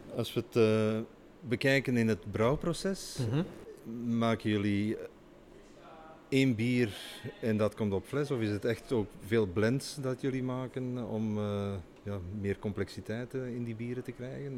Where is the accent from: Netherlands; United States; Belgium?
Belgium; Wij zijn uh, als Belgen